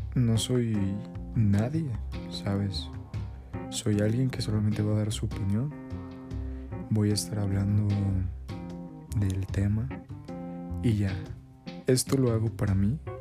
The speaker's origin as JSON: {"language": "Spanish", "region": "State of Mexico", "country": "Mexico", "said": "yo soy del Estado de México"}